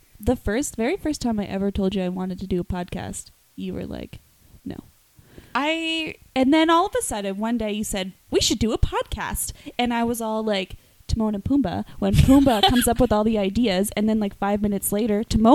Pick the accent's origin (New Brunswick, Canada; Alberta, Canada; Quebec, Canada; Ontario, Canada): New Brunswick, Canada; Moncton area; also born or lived in Salisbury, New Brunswick; I guess we're from Moncton.